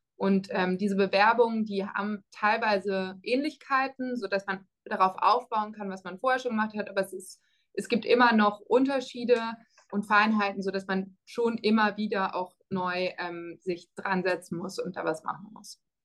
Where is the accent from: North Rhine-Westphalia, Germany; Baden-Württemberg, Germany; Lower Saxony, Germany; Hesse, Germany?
Baden-Württemberg, Germany; Freiburg; moved away as an adult; also born or lived in Netherlands / France; now in Cambridge, United States; ich komme aus Freiburg ursprünglich, das ähm, vielleicht dazu. Das heißt, ich kannte die Stadt schon und ich mag meine Heimatstadt auch sehr gern